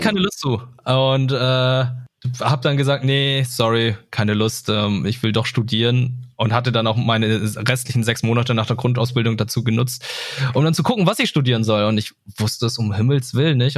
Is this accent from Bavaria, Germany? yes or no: no; Lüneburg, Lower Saxony, Germany; ich bin in Lüneburg aufgewachsen